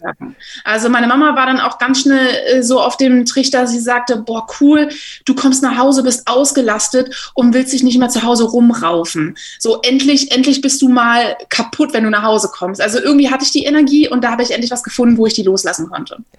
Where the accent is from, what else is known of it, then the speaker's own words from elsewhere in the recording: Berlin, Germany; Ich komme aus Berlin, habe jetzt hier angefangen zu arbeiten und bin sehr glücklich darüber, wieder hier in der Heimat zu sein